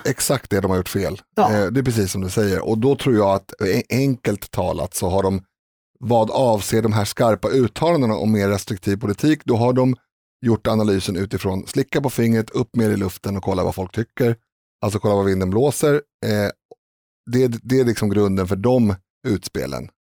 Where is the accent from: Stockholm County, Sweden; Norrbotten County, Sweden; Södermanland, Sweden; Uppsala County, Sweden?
Stockholm County, Sweden; Stockholm; jag är uppväxt på Reimersholme där det är väldigt hög grad av social kontroll